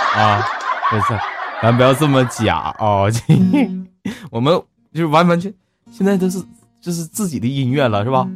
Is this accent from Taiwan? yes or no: no; Northeast China, China; also born or lived in Hangzhou; 我们东北现在这个温度应该就是我在杭州那时候初冬的温度